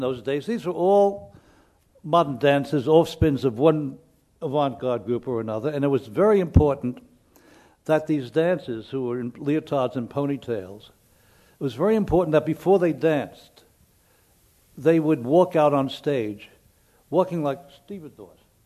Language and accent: English; New York City, New York, United States; also born or lived in Lower East Side, New York; I moved away from the Bronx